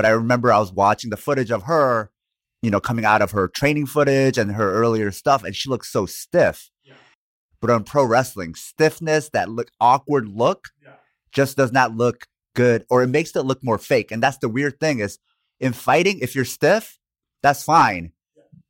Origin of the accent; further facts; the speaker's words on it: Portland, Oregon, United States; I grew up partially in Portland.